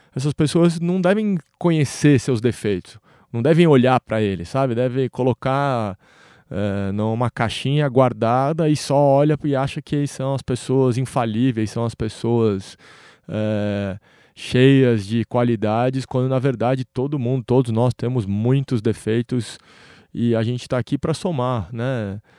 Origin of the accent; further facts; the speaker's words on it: Brazil; como brasileiros